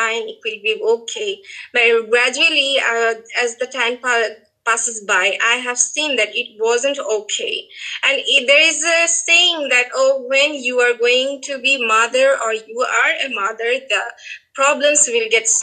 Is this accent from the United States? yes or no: no; Bangladesh; from Bangladesh.